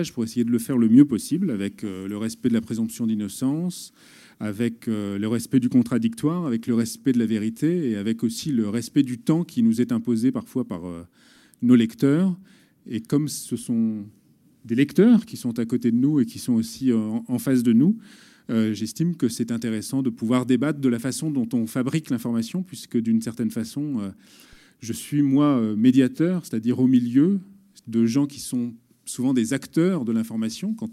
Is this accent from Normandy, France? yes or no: no; Paris, Île-de-France, France; j'ai 34 ans, je suis de Paris.